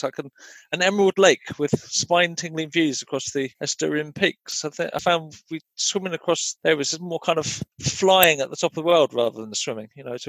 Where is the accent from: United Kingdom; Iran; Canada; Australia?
United Kingdom; England; growing up in England in the 1960s, 1970s